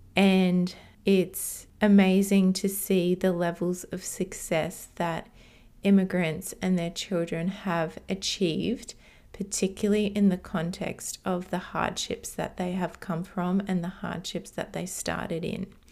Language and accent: English; Australia; also born or lived in Hungary; I moved to Australia from Hungary, which is where I was born, when I was two years old.